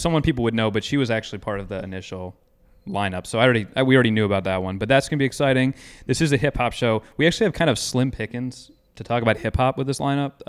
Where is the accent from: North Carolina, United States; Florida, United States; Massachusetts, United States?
North Carolina, United States; Chapel Hill; I grew up in Chapel Hill